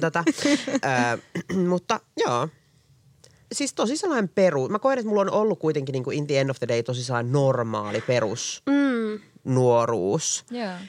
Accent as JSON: {"language": "Finnish", "town": "Espoo", "region": "Uusimaa", "country": "Finland", "tie": "born or raised there", "lives_now": "Helsinki, Finland", "said": "Mä oon syntynyt Espoossa, mä oon asunut koko ikäni niin kuin Espoossa"}